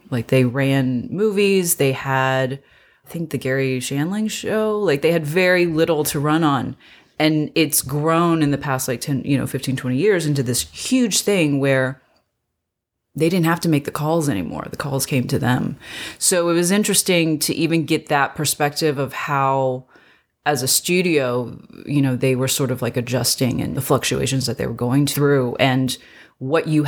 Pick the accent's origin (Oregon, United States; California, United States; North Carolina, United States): North Carolina, United States; also born or lived in China; now in Los Angeles, United States; I was born in China. I was uh, I'm originally from I guess all over, but mainly North Carolina.